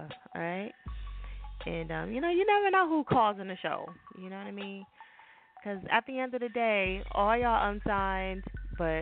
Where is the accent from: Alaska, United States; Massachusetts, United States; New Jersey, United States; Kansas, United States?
New Jersey, United States; I'm from Jersey